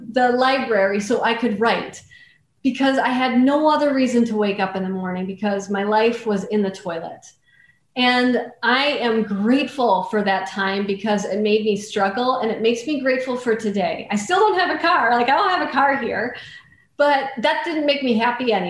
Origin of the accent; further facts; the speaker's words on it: North Central Wisconsin, United States; I grew up in North Central Wisconsin where we didn't have any money.